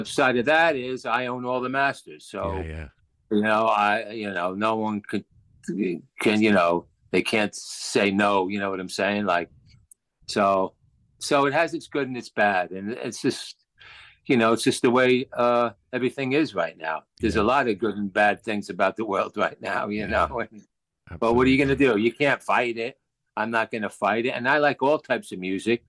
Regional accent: Passaic, New Jersey, United States; I grew up in Passaic, New Jersey, which is probably about 10 miles from New York City

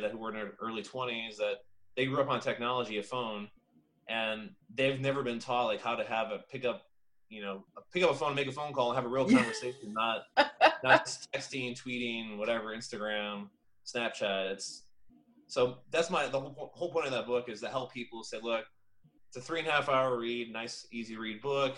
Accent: Indiana, United States; now in Florida, United States; I'm from Indiana. I've, you know, went to IU

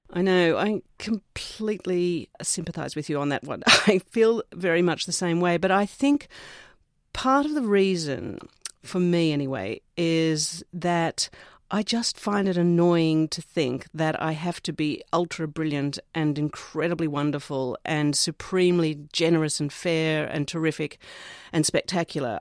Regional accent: Australia; Growing up in Australia

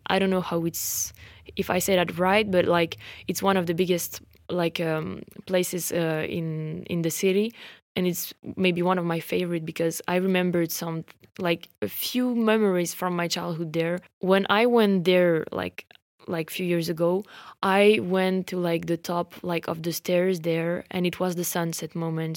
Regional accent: France; accent: French; English is a second language

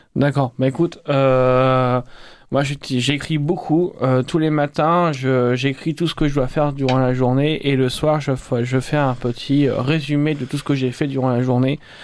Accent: Rouen, Normandy, France; moved away as an adult; now in Montpellier, France; Je viens du Nord, je viens de Rouen, donc en Haute-Normandie.

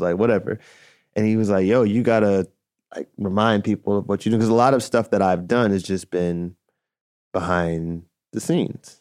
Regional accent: Chicago, Illinois, United States; I was a D J at a roller rink growing up in Chicago

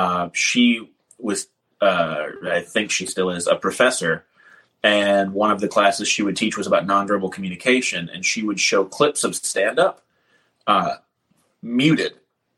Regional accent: Champaign, Illinois, United States; also born or lived in Milwaukee, Wisconsin; I moved around a bunch as a kid. I was born in Milwaukee, but I call Champaign, Illinois home because that's where I was from 14 to about 19.

